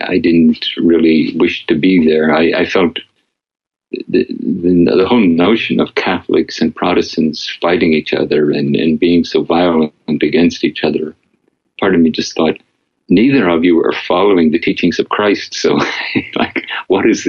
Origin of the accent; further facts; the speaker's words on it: Northern Ireland, United Kingdom; moved away; growing up in Northern Ireland